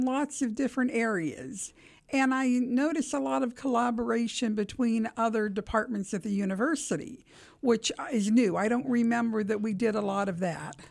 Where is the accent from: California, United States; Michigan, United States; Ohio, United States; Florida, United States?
Ohio, United States; Steubenville; moved away as an adult; now in Columbus, United States; I'm originally from Steubenville, Ohio